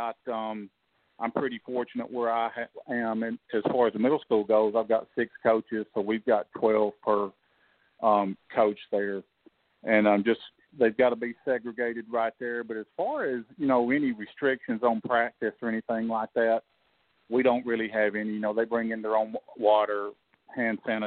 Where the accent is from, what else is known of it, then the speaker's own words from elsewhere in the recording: Tennessee, United States; I grew up in Tennessee, right across the state line from Alabama.